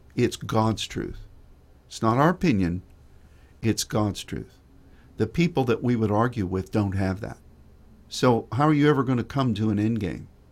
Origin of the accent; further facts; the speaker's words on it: United States; as an American